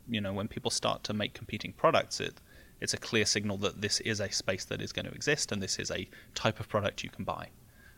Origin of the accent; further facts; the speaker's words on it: United Kingdom; now in United States; Yeah, I think so, because I'm very naturally, you know, like very pessimistic and sarcastic. And Californians are not pessimistic and sarcastic.